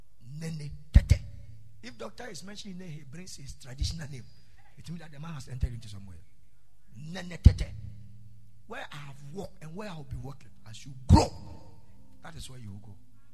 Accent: Ghana; Okay, so I'm in Ghana. I came to Ghana to discuss something with a certain family. I'm a Ghanaian, but I've naturalized and blah blah blah blah blah.

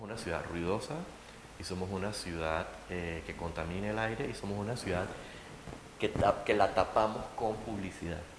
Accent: Panama; yo soy urbanista, estoy aquí, soy panameño

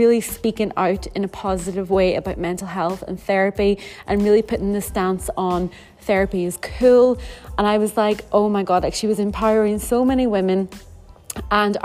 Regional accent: Ireland; us both being Irish, coming from the small little island of Ireland

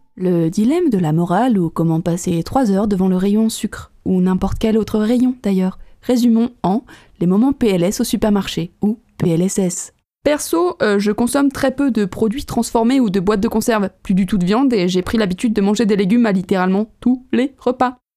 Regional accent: Savoy, Auvergne-Rhône-Alpes, France; On est savoyard à la base

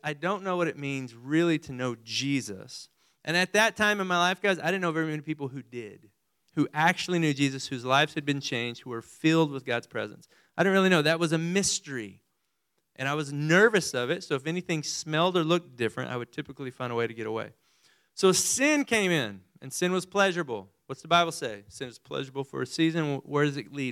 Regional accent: Amarillo, Texas, United States; also born or lived in Midland/Odessa, Texas; I was born in further west Texas, over by Midland and Odessa, and then moved to Amarillo

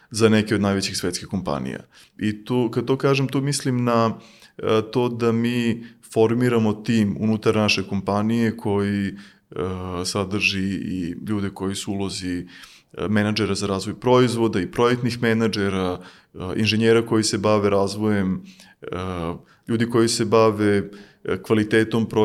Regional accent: Serbia

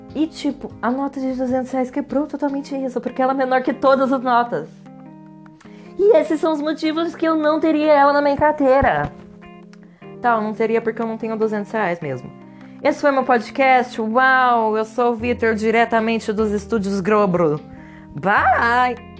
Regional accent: Brazil

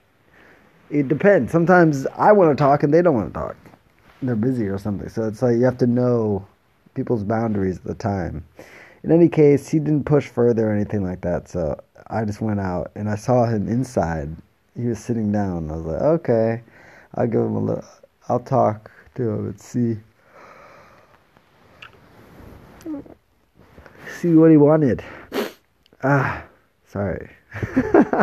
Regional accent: Jamaica; now in Itoshima, Japan; I'm Jamaican

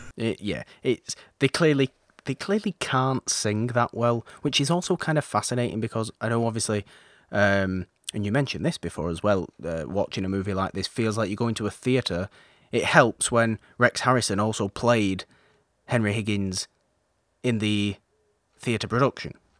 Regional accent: United Kingdom; being British

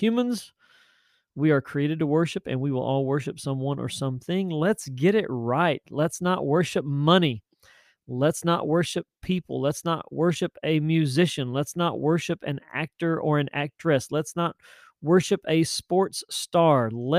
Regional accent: Tennessee, United States; now in Virginia, United States; I hail from Tennessee. I'm a West Tennessee boy. And God brought us to Virginia back in 2005, and we're very thankful to be here. We also love our Tennessee roots.

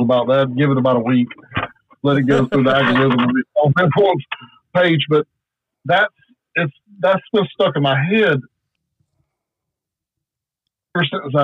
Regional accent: South Alabama, United States; I'm from South Alabama. We have certain dialects of how we talk down here

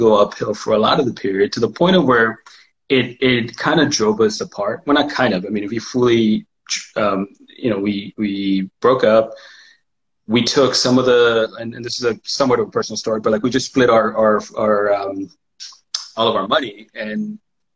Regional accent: Mexico; now in Pacific Northwest, United States; spending that time in Mexico, from growing up in Mexico

